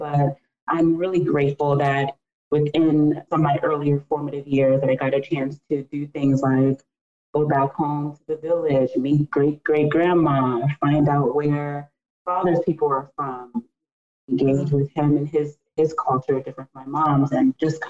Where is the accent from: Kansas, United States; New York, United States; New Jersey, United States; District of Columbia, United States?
District of Columbia, United States; Washington; also born or lived in Nigeria; I was born here in Washington, D.C.